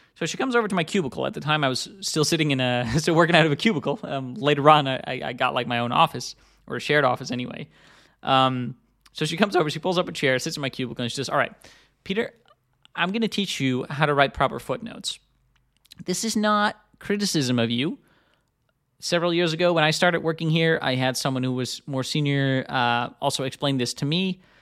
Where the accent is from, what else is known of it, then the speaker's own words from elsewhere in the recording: Netherlands; moved away as an adult; also born or lived in United States; I'm originally from Europe. I also, I'm, I'm from the Netherlands. I, I live in Amsterdam again these days after having lived in the U S for a long time.